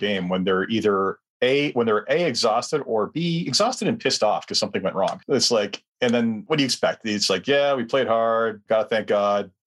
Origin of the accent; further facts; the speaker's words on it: Canada; as a Canadian